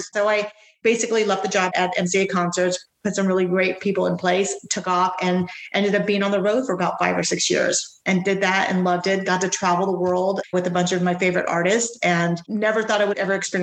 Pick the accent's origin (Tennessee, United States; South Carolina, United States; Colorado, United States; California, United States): California, United States; Santa Monica; also born or lived in Kenya; I grew up in Southern California, in Santa Monica. I'm a West Side girl, so I've been there since I was 4 or 5 years old.